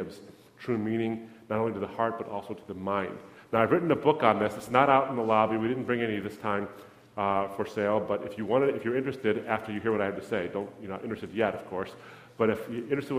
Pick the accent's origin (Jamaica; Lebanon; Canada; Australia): Lebanon; moved away; I'm from Lebanon. That's my country of origin.